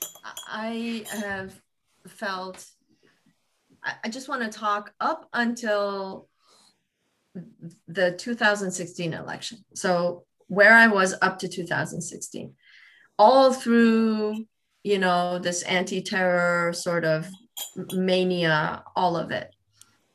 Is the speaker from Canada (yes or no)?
no; Iran; also born or lived in Austin, Texas; now in United States; I'm from Iran originally